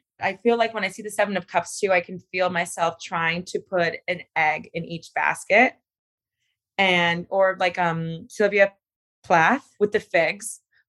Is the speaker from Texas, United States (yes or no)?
no; Miami, Florida, United States; But you know, I'm an East Coast girl. I'm from Miami.